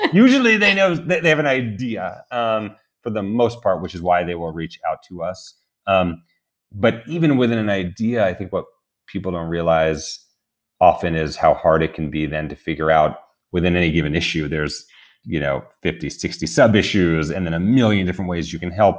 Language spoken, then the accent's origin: English; New York, United States; I grew up in New York